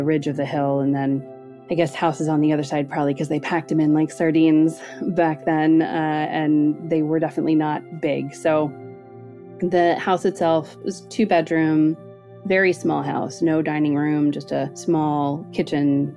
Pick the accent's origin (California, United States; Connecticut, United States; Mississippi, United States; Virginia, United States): California, United States; Northern; So I grew up in Northern California, and our house, which I lived in from birth until I was 7, is located in a little pocket where it was all hippies at the time in the 80s of Marin County